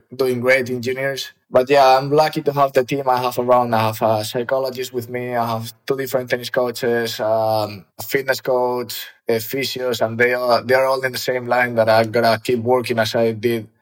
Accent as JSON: {"language": "English", "town": "Ávila", "region": "Castile and León", "country": "Spain", "tie": "born or raised there", "also_born_or_lived": "Madrid", "said": "I was born in Madrid. And when I was 1 year old, I think my parents moved to Avila."}